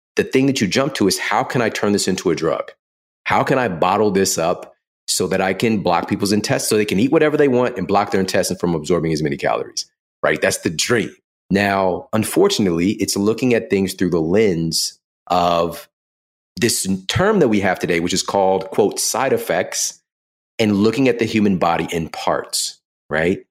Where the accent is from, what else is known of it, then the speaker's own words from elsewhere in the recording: St. Louis, Missouri, United States; I'm from Saint Louis